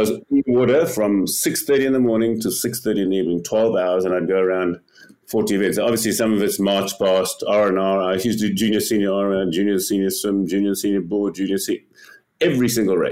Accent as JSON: {"language": "English", "town": "Westville", "region": "KwaZulu-Natal", "country": "South Africa", "tie": "born or raised there", "lives_now": "Cape Town, South Africa", "said": "I grew up in Westville."}